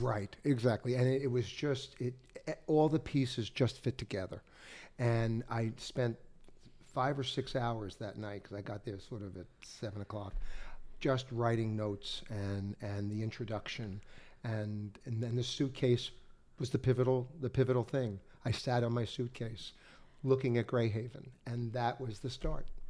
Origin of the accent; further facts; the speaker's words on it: New York area, United States; since I'm from the Northeast, I'm from the, the New York area